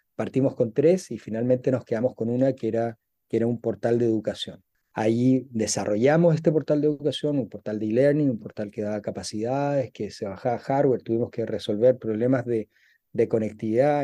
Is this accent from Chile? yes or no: yes; Chile; moved away as an adult; also born or lived in Dubai; soy de Chile, nací, nací y me crié en Chile